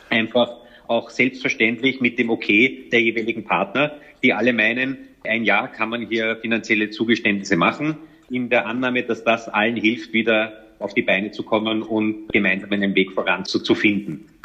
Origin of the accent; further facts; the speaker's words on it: Vienna, Austria; born there; Aber ich bin in Wien geboren, meine Eltern leben bis heute hier.